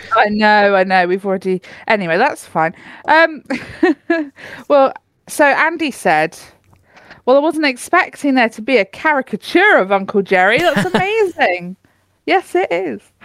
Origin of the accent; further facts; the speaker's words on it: United Kingdom; I'm too British